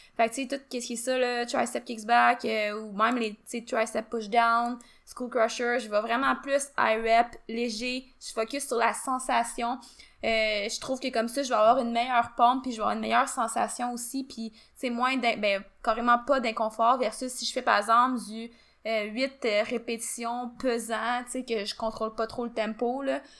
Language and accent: French; Quebec, Canada; nous, on est du Québec